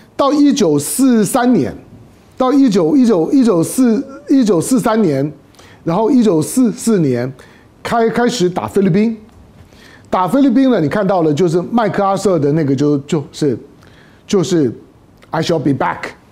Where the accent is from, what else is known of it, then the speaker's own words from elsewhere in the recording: Taiwan; 我在台湾土生土长的